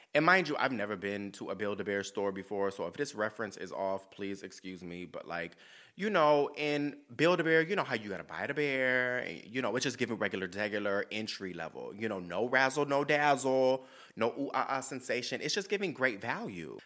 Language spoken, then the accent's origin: English; San Diego, California, United States; moved away as an adult; also born or lived in New York; I was born and raised in San Diego.